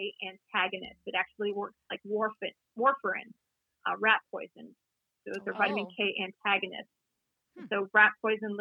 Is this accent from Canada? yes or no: yes; Toronto, Ontario, Canada; moved away; I grew up in Toronto